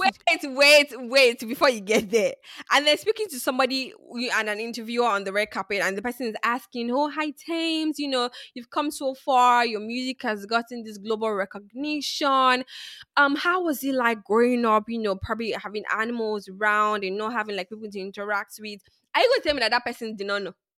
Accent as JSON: {"language": "English", "country": "Nigeria", "tie": "born or raised there", "said": "I grew up in Nigeria"}